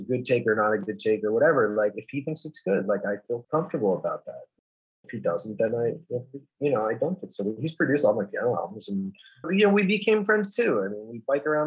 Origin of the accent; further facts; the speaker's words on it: New York, United States; I grew up in New York, just north of New York City, about 20 miles north of Manhattan, northeast of Manhattan, on the northern edge of the Long Island Sound